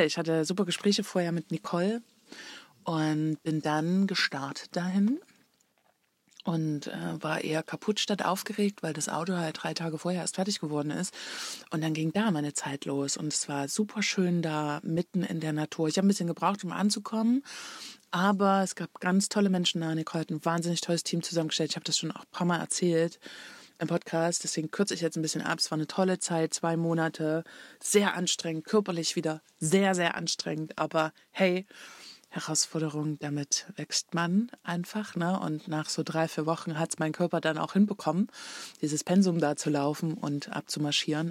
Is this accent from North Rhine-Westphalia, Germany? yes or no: no; Leipzig, Saxony, Germany; moved away as an adult; nach Leipzig gefahren, in meine Heimat und wo ich vorher gewohnt habe